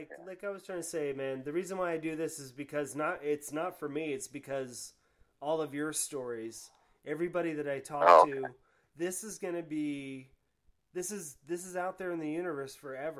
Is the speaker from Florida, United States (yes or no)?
yes; Florida, United States; also born or lived in New Hampshire (Manchester, Goffstown); now in Gainesville, United States; growing up in Florida as a punk rocker in the 80s